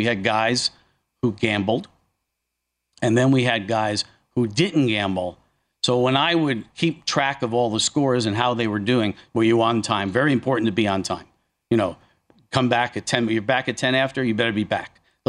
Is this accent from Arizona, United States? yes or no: no; northeastern New Jersey, United States; Jersey's a big place, especially northeastern New Jersey, where it's, you know, I'm just outside. I mean, I grew up in the Sopranos area. You know, Uncle June's house is down the street from me. Oh, yeah. Satriali's is next town over. You know, so I'm an Italian